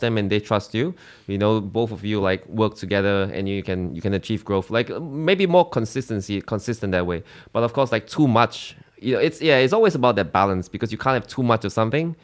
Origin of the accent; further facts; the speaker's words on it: Singapore; moved away as an adult; now in Australia; I'm from Singapore.